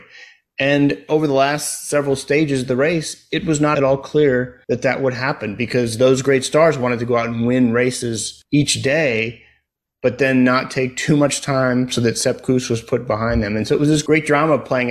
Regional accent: United States; now in Houston, United States; an American cycling fan

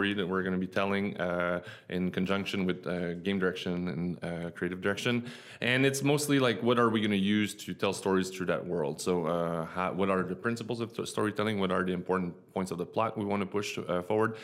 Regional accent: Quebec City, Quebec, Canada; moved away as an adult; also born or lived in United States; I'm from Quebec City

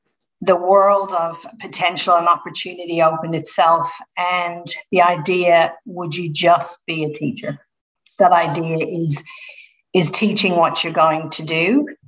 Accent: Dublin, Leinster, Ireland; now in Melbourne, Australia; So born and bred in Ireland, in Dublin.

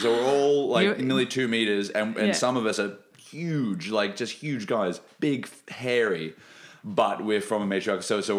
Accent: Brisbane, Queensland, Australia; also born or lived in Sunshine Coast / New South Wales; now in Melbourne, Australia; And I grew up in Brisbane and in the Sunshine Coast. And a little bit in New South Wales, like Lismore, Byron Bay, when I was a really small chil

